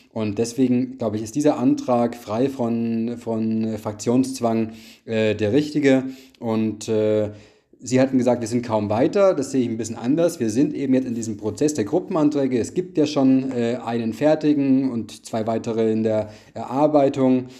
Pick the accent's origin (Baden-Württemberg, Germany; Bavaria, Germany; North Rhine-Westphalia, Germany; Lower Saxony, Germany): Bavaria, Germany; ich komme ja auch selbst aus Bayern